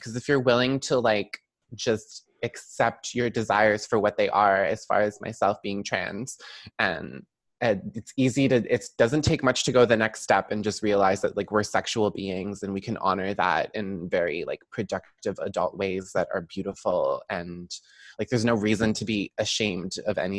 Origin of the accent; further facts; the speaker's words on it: Brampton, Ontario, Canada; also born or lived in Toronto; I grew up in Brampton primarily